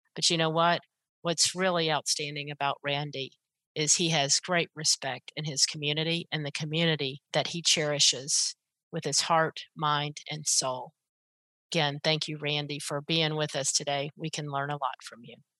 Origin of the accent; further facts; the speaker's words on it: Pensacola, Florida, United States; where I grew up as well in Pensacola